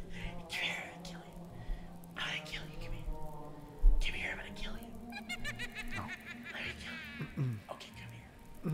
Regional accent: Rochester, New Hampshire, United States; And we had to go live in a hotel in my hometown of Rochester, New Hampshire.

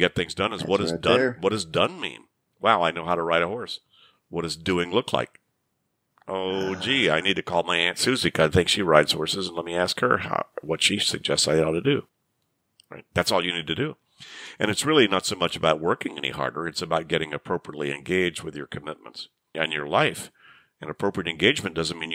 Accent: Shreveport, Louisiana, United States; I grew up in Shreveport, Louisiana, in the 50s and early 60s

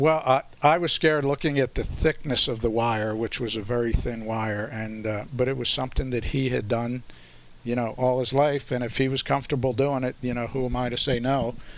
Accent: Philadelphia, Pennsylvania, United States; I grew up here in South Philly

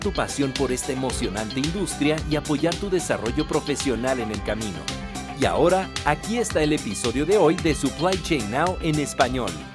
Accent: Querétaro, Mexico; also born or lived in Mexico City; nació en la Ciudad de México, soy mexicana, mexicana. Tengo ya muchos años viviendo en la ciudad de Querétaro

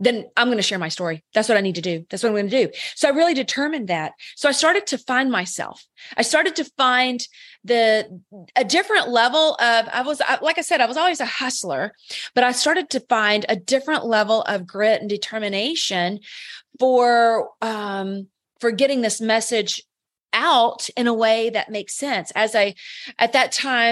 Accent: the South, United States; I'm from the South

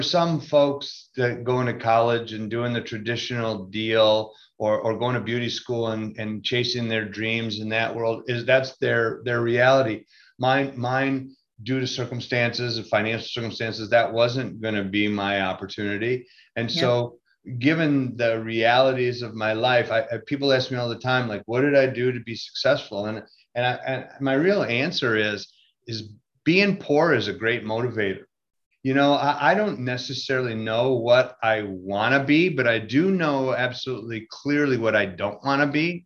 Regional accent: Grand Rapids, Michigan, United States; I was born in Grand Rapids, Michigan

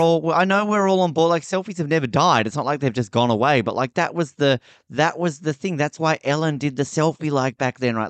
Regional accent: Australia; I'm from Australia

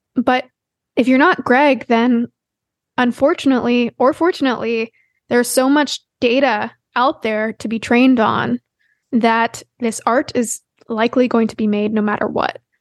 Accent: Canada; As a Canadian

